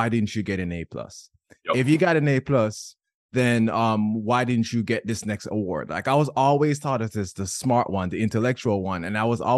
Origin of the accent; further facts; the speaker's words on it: Jamaica; I grew up in Jamaica